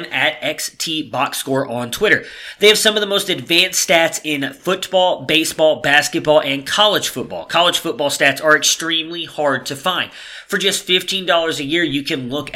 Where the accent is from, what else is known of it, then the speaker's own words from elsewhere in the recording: Cleveland, Ohio, United States; now in Dallas, United States; that is my hometown